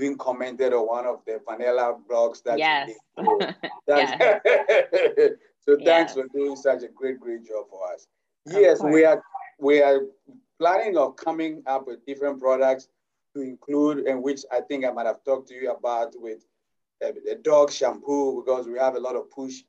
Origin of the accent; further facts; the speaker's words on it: Ghana; moved away as an adult; now in United States; as you can hear from my accent, I'm originally from Ghana